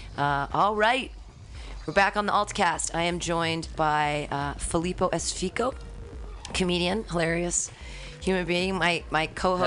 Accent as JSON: {"language": "English", "region": "California", "country": "United States", "tie": "born or raised there", "said": "I've, been here in California my entire life, both yeah. North California and South Ca- South California, Southern and Northern"}